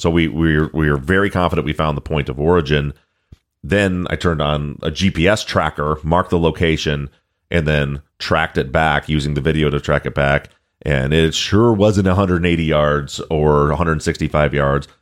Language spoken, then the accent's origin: English; Michigan, United States; I'm from Michigan